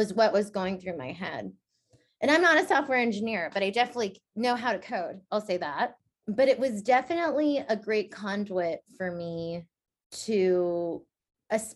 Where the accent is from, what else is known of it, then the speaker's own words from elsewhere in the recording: the Bay Area, California, United States; I grew up in the Bay